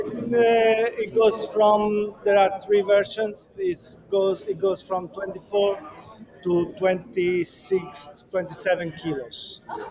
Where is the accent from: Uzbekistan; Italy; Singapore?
Italy; Italy, and I'm the sales manager at Italdaxi Motors.